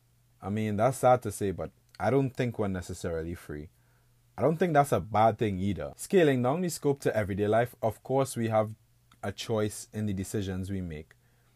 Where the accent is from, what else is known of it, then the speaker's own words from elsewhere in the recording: Trinidad & Tobago; now in Buffalo, United States; I was born and raised in the Caribbean, to an island state called Trinidad and Tobago. You know, currently I'm living in Buffalo, New York. That's like upstate western New York.